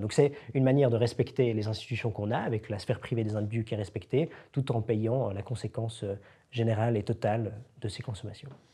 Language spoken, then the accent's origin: French; Switzerland; en tant que Suisse